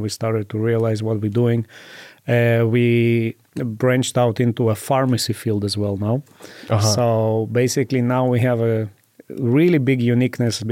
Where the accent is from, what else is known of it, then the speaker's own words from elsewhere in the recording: Israel; moved away as an adult; now in Las Vegas, United States; Growing up in Israel, we have to go to an army